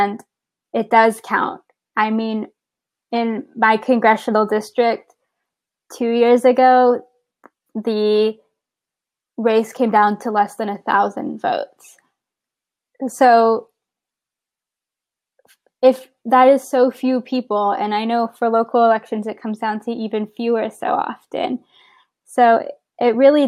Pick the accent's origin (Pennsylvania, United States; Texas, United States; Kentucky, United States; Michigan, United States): Texas, United States; San Antonio; moved away as an adult; now in Baltimore, United States; I'm originally from San Antonio, Texas